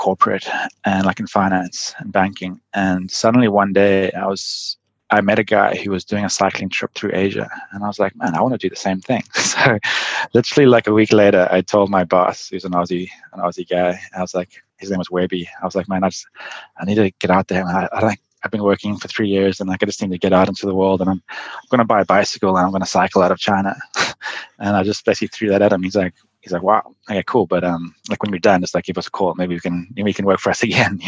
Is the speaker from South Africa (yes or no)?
yes; South Africa; moved away as an adult; also born or lived in Cape Town; now in San Francisco, United States; when I was a kid, like lived growing up in South Africa